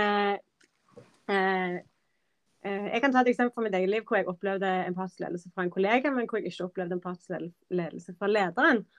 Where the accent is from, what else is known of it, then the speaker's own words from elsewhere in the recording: Norway; moved away as an adult; also born or lived in London; Dette var Norge, dette er mitt hjemland